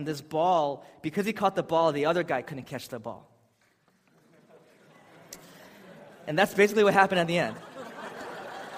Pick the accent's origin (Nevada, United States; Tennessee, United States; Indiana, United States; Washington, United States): Washington, United States; Seattle; I'm from Seattle